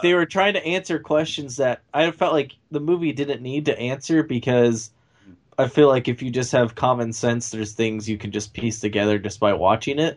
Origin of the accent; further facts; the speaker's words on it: United States